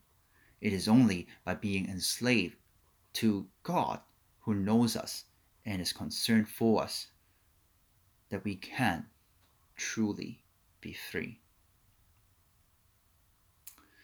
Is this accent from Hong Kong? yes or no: yes; Hong Kong; growing up in Hong Kong with extended family